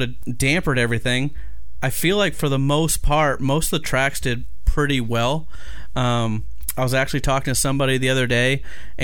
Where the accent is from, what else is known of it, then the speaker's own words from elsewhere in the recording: Maine, United States; I'm from Maine